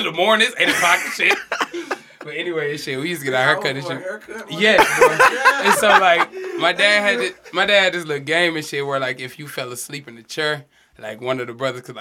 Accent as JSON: {"language": "English", "town": "Ferguson", "region": "Missouri", "country": "United States", "tie": "born or raised there", "said": "I grew up in Ferguson."}